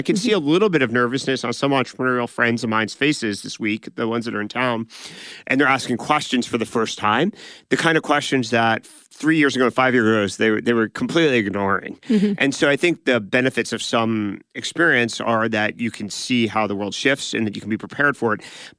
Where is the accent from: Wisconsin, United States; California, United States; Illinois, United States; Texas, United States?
California, United States; we grew up in Silicon Valley that went through 2000 to 2002.